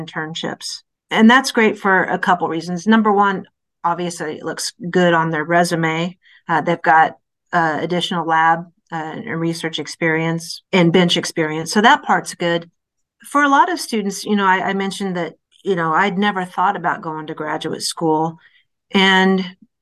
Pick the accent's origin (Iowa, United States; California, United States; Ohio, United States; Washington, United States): Iowa, United States; moved away; I'm originally from Iowa